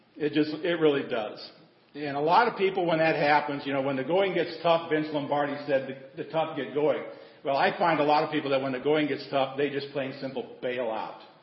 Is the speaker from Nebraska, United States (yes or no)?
yes; Nebraska, United States; now in Texas, United States; I grew up in Nebraska, raised by my grandparents.